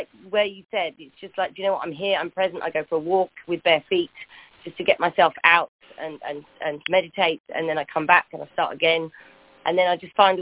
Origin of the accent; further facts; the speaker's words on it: United Kingdom; I am British